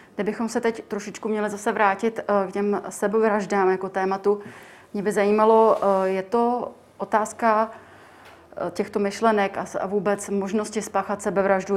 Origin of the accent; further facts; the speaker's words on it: Czechia; my jako Češi